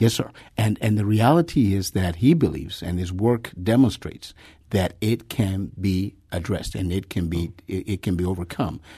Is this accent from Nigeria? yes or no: yes; Nigeria; in Nigeria, my home country